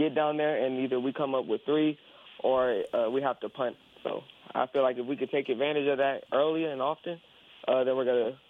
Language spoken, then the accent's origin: English; Port Arthur, Texas, United States; Oh, I'm from Port Arthur, Texas.